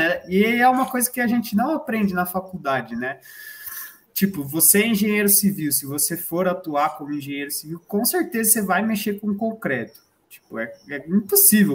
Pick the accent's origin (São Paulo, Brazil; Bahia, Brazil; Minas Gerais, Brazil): São Paulo, Brazil; a gente é de São Paulo